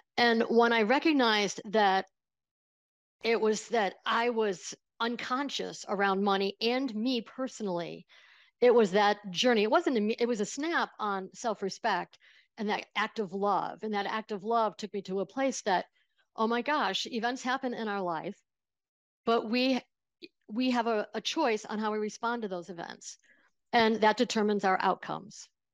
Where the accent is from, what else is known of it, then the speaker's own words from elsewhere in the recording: small town outside of Buffalo, New York, United States; I grew up in Buffalo, uh, in a small town outside of Buffalo, New York